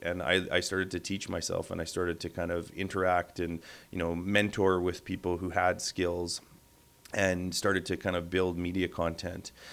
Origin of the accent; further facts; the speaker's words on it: Winnipeg, Manitoba, Canada; also born or lived in Thompson, Manitoba / Verdun; I'm a Winnipeager. Uh, I've spent most of my life here. I was born in Thompson, lived in Verdun. Uh, my consciousness kind of comes into being with the pump jacks of South uh, western Manitoba